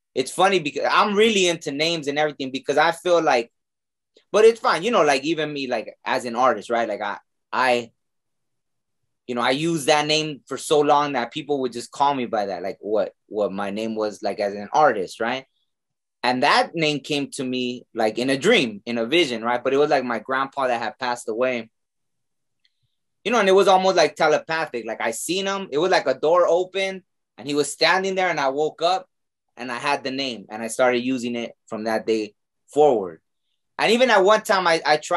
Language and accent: English; Mexico; I was born in Mexico